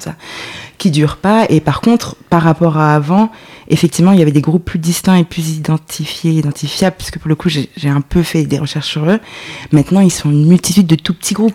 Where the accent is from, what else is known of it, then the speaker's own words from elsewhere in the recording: Lyon, Auvergne-Rhône-Alpes, France; j'ai grandi à Lyon